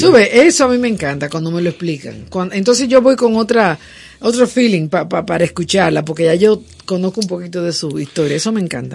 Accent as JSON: {"language": "Spanish", "country": "Dominican Republic"}